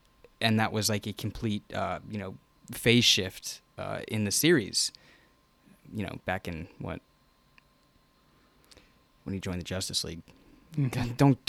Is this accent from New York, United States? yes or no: yes; New York, United States; Get out of here! I'm from New York.